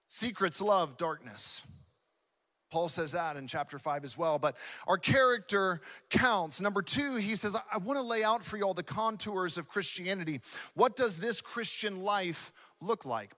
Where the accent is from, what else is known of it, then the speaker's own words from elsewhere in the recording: Southeast, United States; now in West Coast, United States; being born and raised in the Southeast